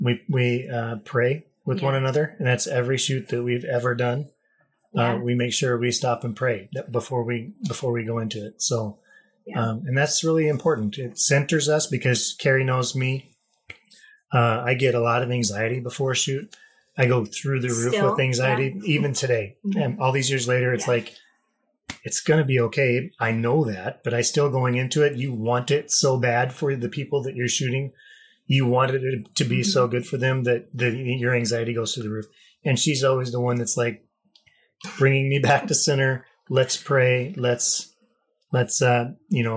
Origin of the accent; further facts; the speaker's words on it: Wyoming, United States; also born or lived in Haiti; I grew up in Wyoming.